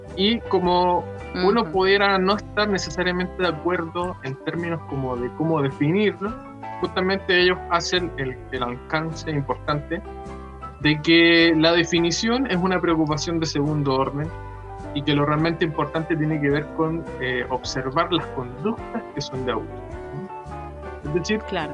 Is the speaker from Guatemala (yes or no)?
no; Chile; soy de Chile